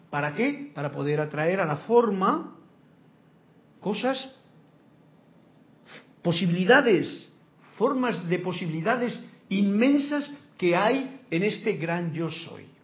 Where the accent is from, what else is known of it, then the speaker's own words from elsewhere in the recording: Mexico; Y yo soy de México, viva México y viva España